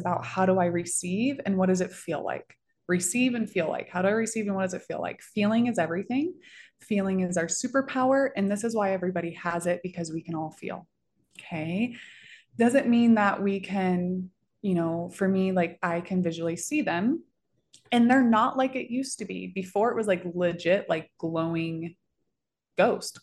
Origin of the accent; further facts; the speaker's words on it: Florida, United States; moved away as an adult; now in Denver, United States; I'm from Florida